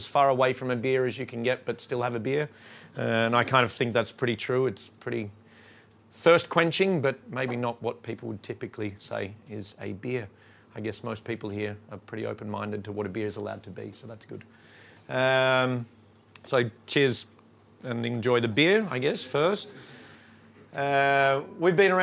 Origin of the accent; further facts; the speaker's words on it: Australia; now in Sweden; I'm from Australia